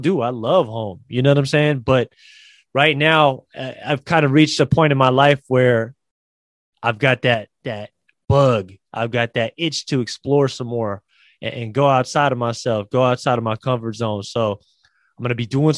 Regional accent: Bay Area, California, United States; I am originally from the Bay Area. I love this place. My family, my friends are here

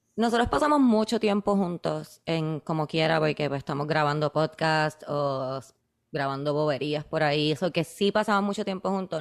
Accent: Puerto Rico; yo soy de Puerto Rico

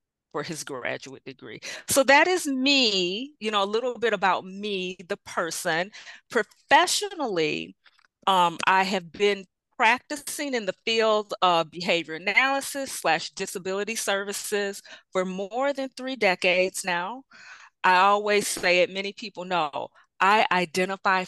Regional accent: Bolingbrook, Illinois, United States; I hail from Illinois. About 25 miles southwest of Chicago in a suburb called Bolingbrook. I've been in Illinois most of my life

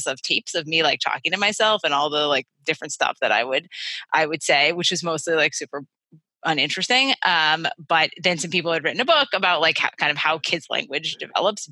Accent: Connecticut, United States; I grew up in Connecticut.

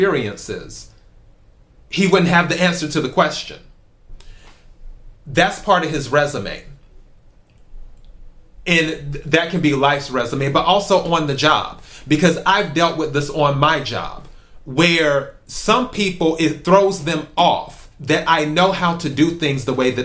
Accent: South Carolina, United States; moved away; also born or lived in Los Angeles; my home state of South Carolina

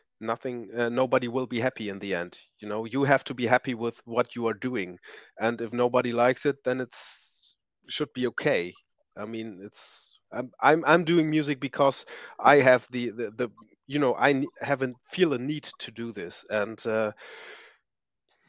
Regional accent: East Frisia, Lower Saxony, Germany; I'm from Northern Germany, and we have, to be clear, I'm from East Frisia

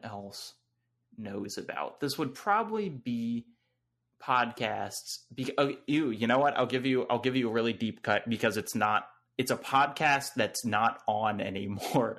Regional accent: North Carolina, United States; I'm from North Carolina.

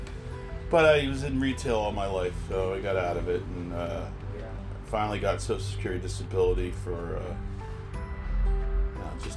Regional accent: Philadelphia, Pennsylvania, United States; I was born in Philly

